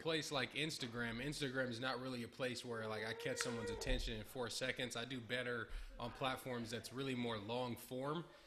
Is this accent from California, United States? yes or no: yes; Berkeley, California, United States; My whole life. I've always been in California